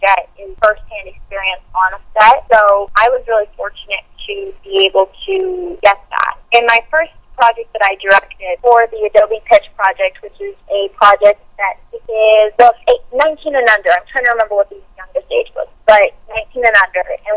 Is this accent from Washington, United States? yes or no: yes; Seattle, Washington, United States; growing up in Seattle, because it's a smaller indie market